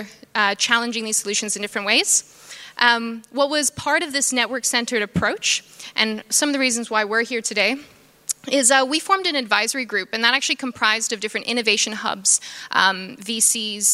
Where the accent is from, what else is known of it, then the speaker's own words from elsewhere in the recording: Jakarta, Indonesia; moved away; also born or lived in Australia; I was born and raised in Jakarta, Indonesia, and also grew up in Australia